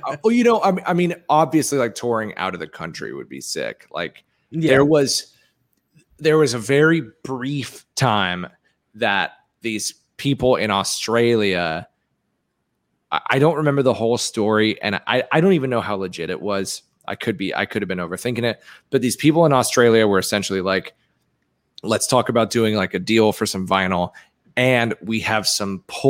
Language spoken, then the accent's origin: English; England, United Kingdom; born there; Well, I was born in England. It's basically the same accent.